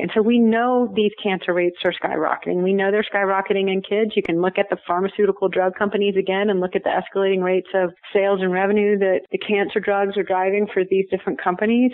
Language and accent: English; Houston, Texas, United States; moved away as an adult; now in Colorado, United States; I grew up in Texas in Houston